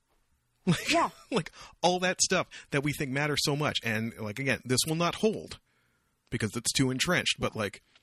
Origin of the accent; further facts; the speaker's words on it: Canada; I'm Canadian